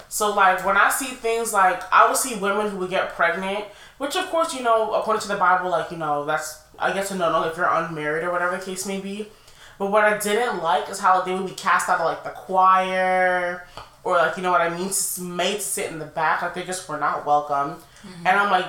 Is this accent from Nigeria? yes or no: yes; Nigeria; I'm Nigerian, I was Pentecostal.